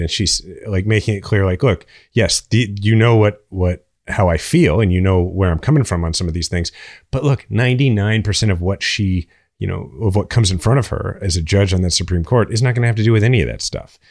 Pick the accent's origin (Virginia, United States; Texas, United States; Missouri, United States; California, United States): Missouri, United States; Kansas City; I'm from Kansas City